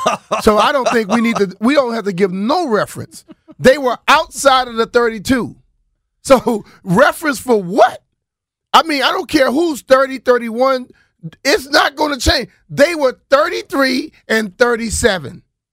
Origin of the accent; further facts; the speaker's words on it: Louisiana, United States; To hell with that. I grew up in Louisiana, damn it, and I ran my ass off.